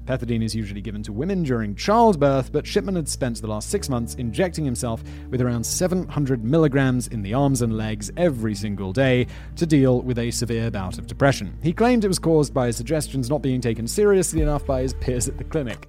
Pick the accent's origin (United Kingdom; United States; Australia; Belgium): United Kingdom; I'm obviously British.